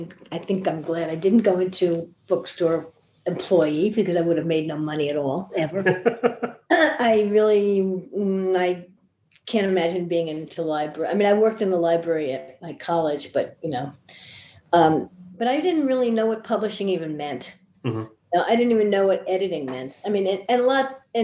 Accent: Yonkers, New York, United States; also born or lived in Bronx, New York / Albany, New York / Manhattan, New York; We moved to Yonkers when I was 8, and I lived there until I went to college in Albany

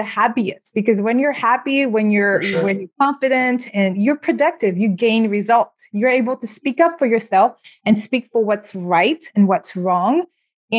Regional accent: Senegal; moved away; originally I'm from West Africa and Senegal

